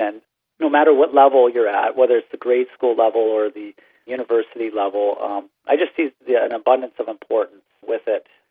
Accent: Brantford, Ontario, Canada; moved away as an adult; also born or lived in Michigan; I, I grew up in Brantford, Ontario

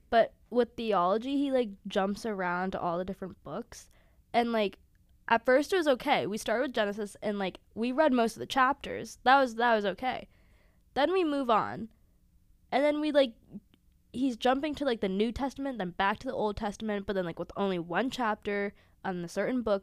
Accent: Sewickley, Pennsylvania, United States; moved away as an adult; I'm from Pittsburgh, Pennsylvania, Swickley, to be specific

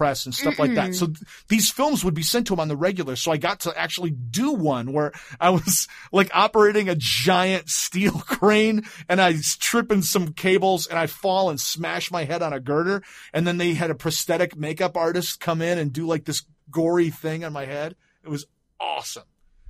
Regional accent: Grand Rapids, Michigan, United States; when I was growing up in Grand Rapids.

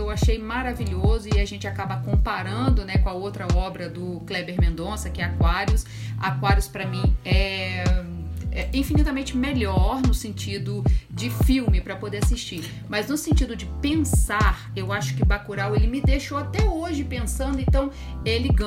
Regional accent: Mimoso do Sul, Espírito Santo, Brazil; nós somos daqui de Mimoso do Sul, cidade do interior do Espírito Santo

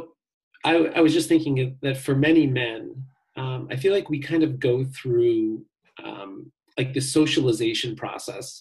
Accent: Chicago, Illinois, United States; I grew up on Lake Michigan here in Chicago

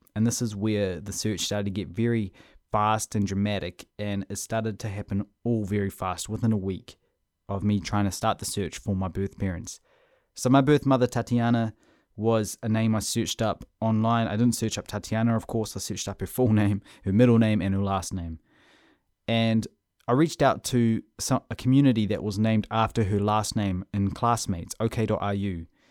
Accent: Whangarei, Northland, New Zealand; moved away as an adult; also born or lived in Russia / Auckland, New Zealand; I was raised in Whangarei until I was eighteen

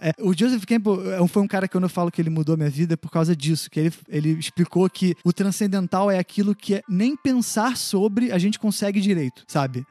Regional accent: Belford Roxo, Rio de Janeiro, Brazil; now in Rio de Janeiro, Brazil; eu cresci num lugar pobre, em Belfor Roxo, tipo, interior de Belfor Roxo, que é tipo a Baixada Fluminense aqui no Rio

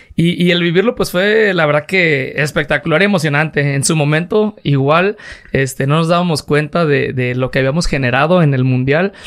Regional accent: Guadalajara, Jalisco, Mexico; now in Tototlán, Mexico; yo nací aquí en Guadalajara

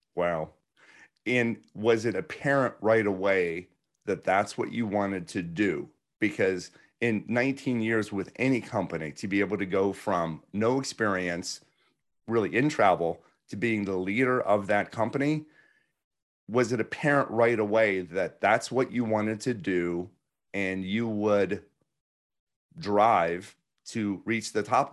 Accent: Pittsburgh, Pennsylvania, United States; I grew up in Pittsburgh

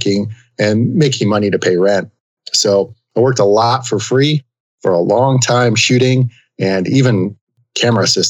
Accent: Northwest New Jersey, United States; I grew up in New Jersey, Northwest New Jersey

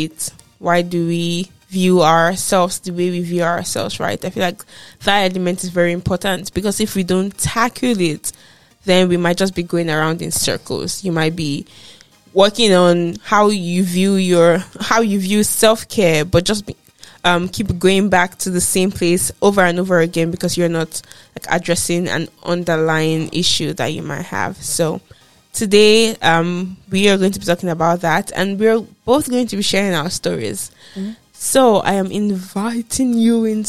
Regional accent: Nigeria; moved away as an adult; I am from Nigeria and I grew up in Nigeria

